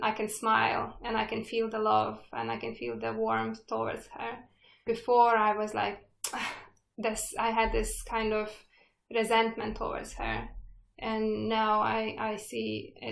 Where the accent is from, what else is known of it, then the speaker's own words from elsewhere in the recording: Lithuania; moved away; I was born still in Soviet Union. Lithuania was in Soviet Union that time.